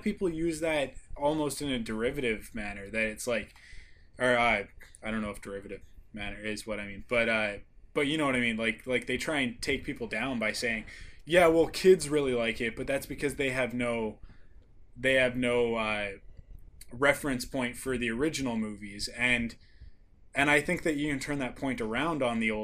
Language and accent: English; Canada; me being the Canadian